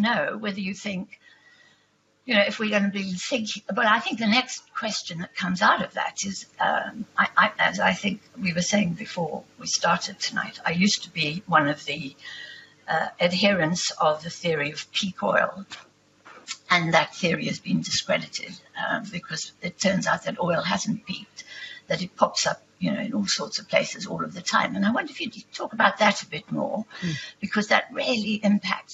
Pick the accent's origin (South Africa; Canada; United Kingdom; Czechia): South Africa; I'm a South African.